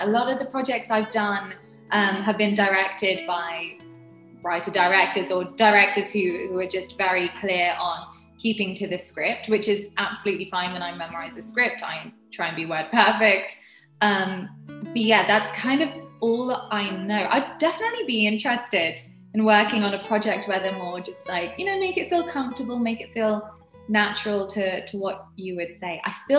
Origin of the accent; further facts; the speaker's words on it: United Kingdom; I'm really bad in the kitchen. I'm British. We're not known for our cuisines.